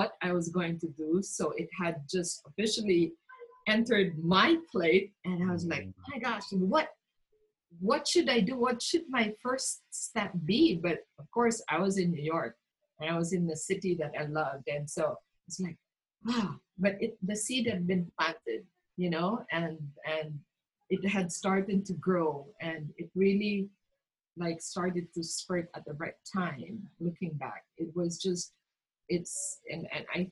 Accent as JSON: {"language": "English", "region": "Mindanao", "country": "Philippines", "tie": "born or raised there", "said": "I grew up in Mindanao"}